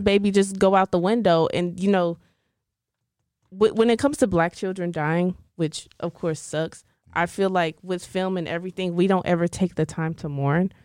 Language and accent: English; Dallas, Texas, United States; I'm from Dallas.